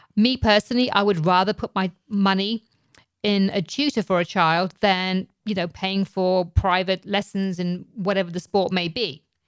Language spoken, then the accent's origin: English; England, United Kingdom; now in United States; growing up in England